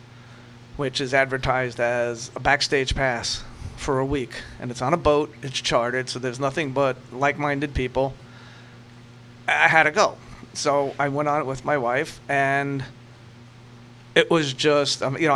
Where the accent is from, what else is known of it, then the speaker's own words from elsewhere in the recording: New York City, New York, United States; my early days of growing up in New York City